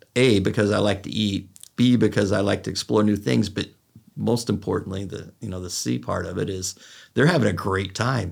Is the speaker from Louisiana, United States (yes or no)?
no; California, United States; I'm from California, so we say, "Dude."